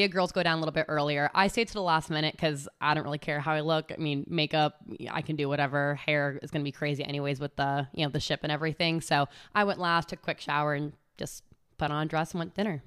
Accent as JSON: {"language": "English", "region": "California", "country": "United States", "moved": "as an adult", "lives_now": "Charlotte, United States", "said": "I am from California. I have been living in Charlotte for almost a full five years now"}